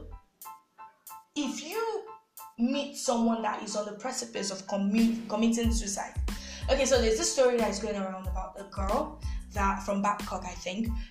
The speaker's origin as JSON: {"language": "English", "country": "Nigeria", "said": "we're Nigerians"}